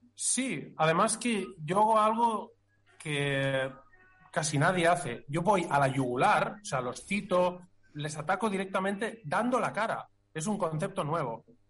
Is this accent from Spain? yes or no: yes; Catalonia, Spain; somos catalanes